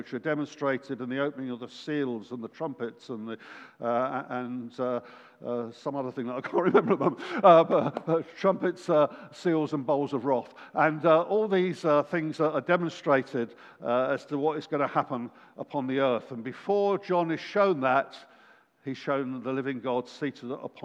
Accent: England, United Kingdom; we're from England

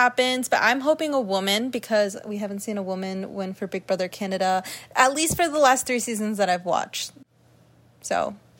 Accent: United States; considering I'm American

